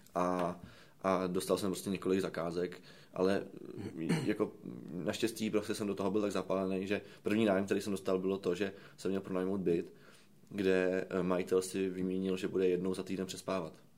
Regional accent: Prague, Czechia; já jsem z Radotína

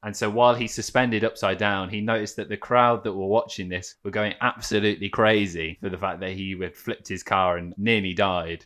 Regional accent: Midlands, United Kingdom; I am from the Midlands

